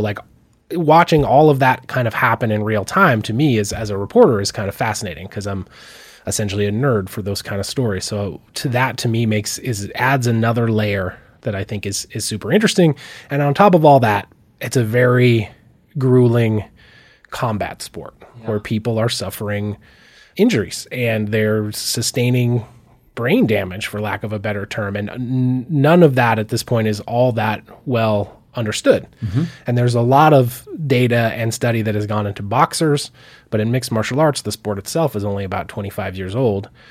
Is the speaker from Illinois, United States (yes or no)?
no; Missoula, Montana, United States; I grew up here in Missoula